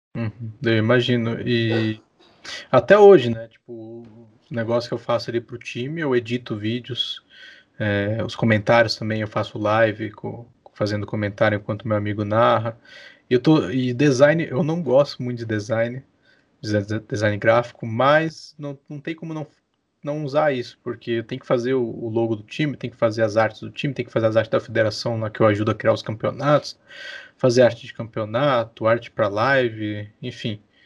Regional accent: Santos, São Paulo, Brazil; moved away as an adult; now in Curitiba, Brazil; nasci, não nasci em Curitiba, nasci em Santos, litoral de São Paulo

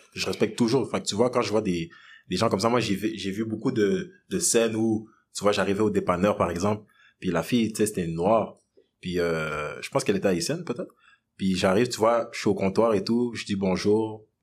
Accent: DR Congo; now in Quebec, Canada; je suis né au Congo, je viens du Congo

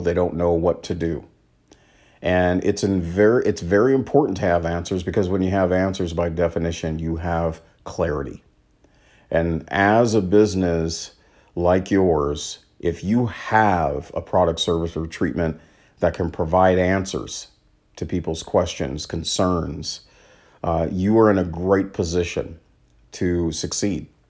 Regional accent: Washington, United States; my home state of Washington

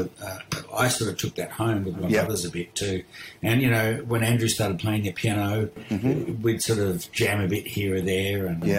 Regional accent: Perth, Western Australia, Australia; born there; I was born in Perth, yes.

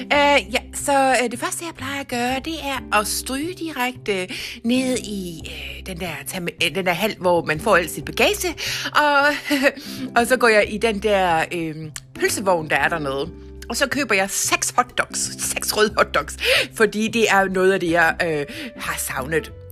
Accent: Jutland, Denmark; Men jeg kalder det jo jetset fordi jeg er fra Jydelandet.

